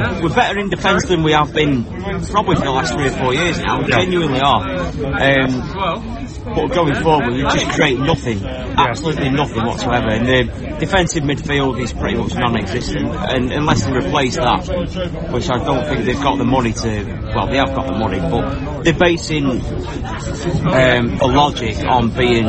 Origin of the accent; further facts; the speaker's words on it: Crewe, North West England, United Kingdom; now in Nantwich, United Kingdom; I was born and bred in Crewe, live in Nantwich now, so I'm a little bit more upmarket.